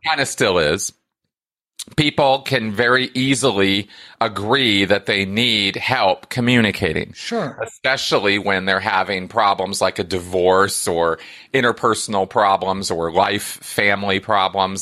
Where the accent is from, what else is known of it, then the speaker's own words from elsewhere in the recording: California, United States; I grew up in California